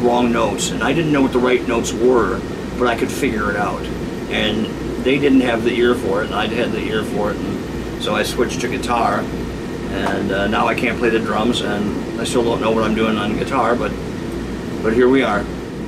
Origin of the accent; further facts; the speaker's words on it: Rockford, Illinois, United States; also born or lived in Chicago suburbs, Illinois; When I was 8 years old, we moved from the Chicago suburbs to Rockford, Illinois. My dad bought a music store.